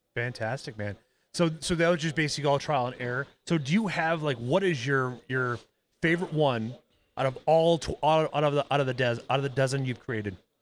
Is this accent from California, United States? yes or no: no; Iowa, United States; growing up in Iowa at my dad's house